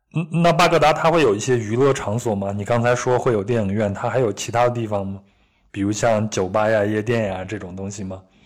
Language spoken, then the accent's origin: Chinese; Henan, China; moved away; 我老家的河南，我们也会吃很多的饼子